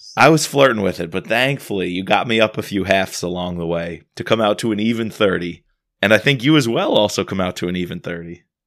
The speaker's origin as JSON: {"language": "English", "country": "United States", "said": "as an American"}